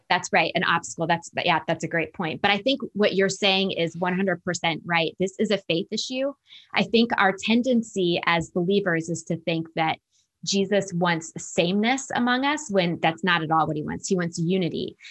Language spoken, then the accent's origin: English; Northern Virginia, United States; now in Atlanta, United States; I was raised in Northern Virginia, just outside Washington, D C